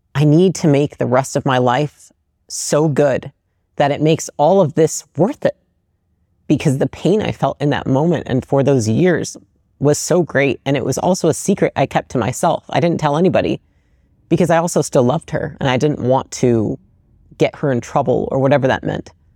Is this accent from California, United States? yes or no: no; Portage, Michigan, United States; moved away; I grew up in Portage, Michigan, um, which is like a small Midwestern